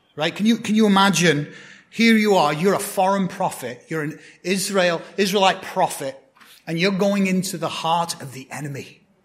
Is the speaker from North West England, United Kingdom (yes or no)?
yes; Blackburn, North West England, United Kingdom; moved away; my hometown football team, that's soccer to you guys, uh, Blackburn Rovers